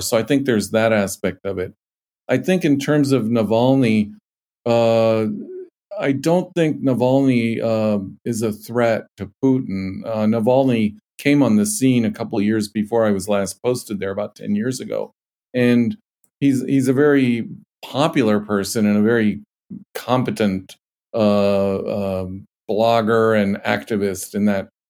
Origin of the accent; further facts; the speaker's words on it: United States; as an American and as a patriotic American